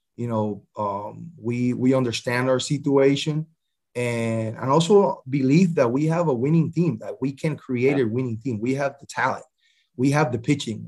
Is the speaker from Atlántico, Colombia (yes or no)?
yes; Barranquilla, Atlántico, Colombia; my hometown, Barranquilla, Colombia